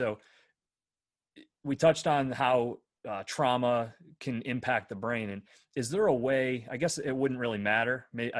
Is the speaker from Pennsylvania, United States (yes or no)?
yes; Bradford, Pennsylvania, United States; I'm from Bradford, PA.